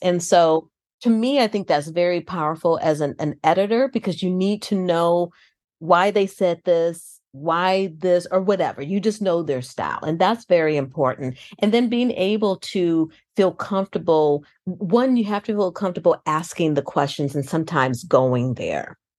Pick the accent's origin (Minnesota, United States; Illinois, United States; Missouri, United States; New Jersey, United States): Illinois, United States; outside Chicago; moved away; I grew up outside Chicago.